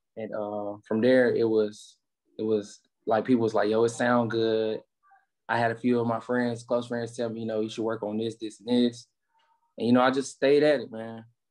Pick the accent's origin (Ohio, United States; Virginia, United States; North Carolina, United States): North Carolina, United States; Rocky Mount; growing up in Rocky Mountain, man, you know, it's it's like growing up in, you know, any little, you know, urban area in America